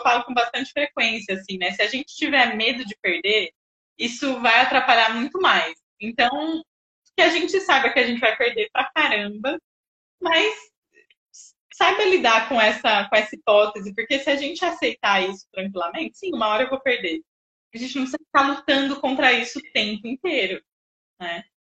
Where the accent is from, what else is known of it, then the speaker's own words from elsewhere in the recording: Jundiaí, São Paulo, Brazil; also born or lived in Bauru; eu sou de Jundiaí, voltei para cá